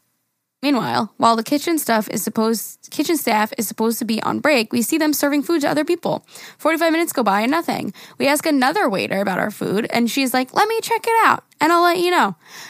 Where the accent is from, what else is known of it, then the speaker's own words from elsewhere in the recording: Greece; I'm from Greece, and here in our beaches, we usually have beach bars that have drinks.